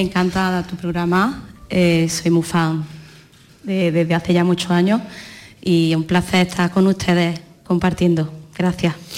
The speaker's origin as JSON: {"language": "Spanish", "town": "Granada", "region": "Andalusia", "country": "Spain", "said": "Fandangos de mi tierra"}